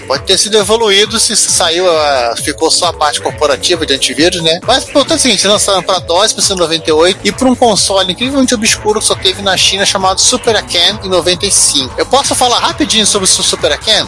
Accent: Brazil; nós como brasileiros

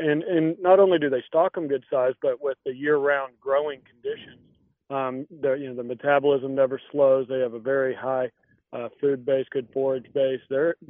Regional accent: Terrell, Texas, United States; I'm originally from east of Dallas, a little town called Terrell, Texas.

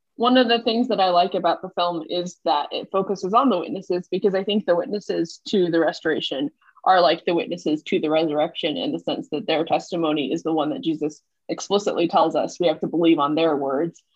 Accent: Massachusetts, United States; I'm from Massachusetts

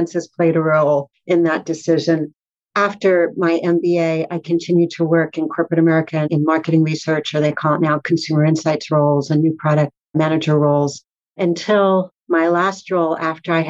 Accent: Fair Lawn, New Jersey, United States; moved away as an adult; also born or lived in Brooklyn, New York / Boston; I was born in Brooklyn and grew up in Fairlawn, New Jersey, which is in Bergen County

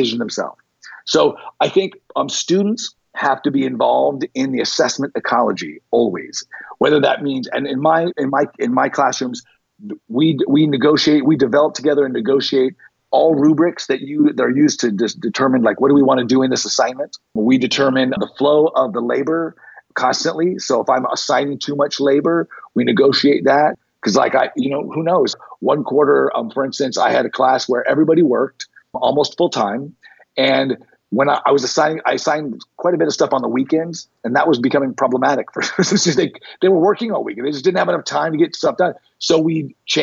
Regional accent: North Las Vegas, Nevada, United States; I grew up in North Las Vegas, which was African-American ghetto.

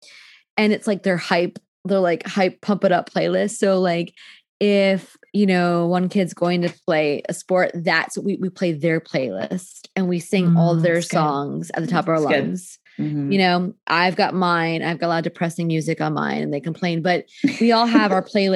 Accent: New Jersey, United States; I'm from Jersey

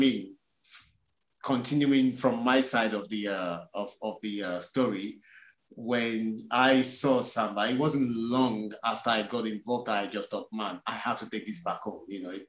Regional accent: Lagos, Nigeria; moved away as an adult; also born or lived in England; now in London, United Kingdom; Basically, I was born in England and I grew up in Nigeria. You know, my parents took me back to Nigeria before I was a year old.

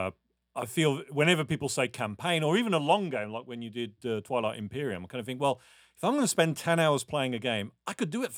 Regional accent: United Kingdom; I'm British. We don't get enthusiastic about thumbs.

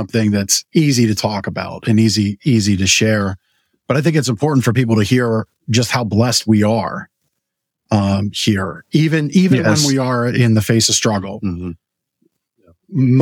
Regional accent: Canada; now in United States; I was born in Canada and lived here with green card

